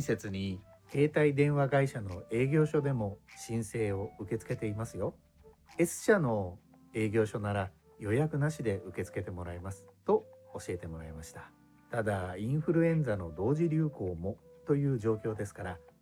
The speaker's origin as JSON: {"language": "Japanese", "country": "Japan", "tie": "born or raised there", "moved": "as an adult", "lives_now": "Indonesia"}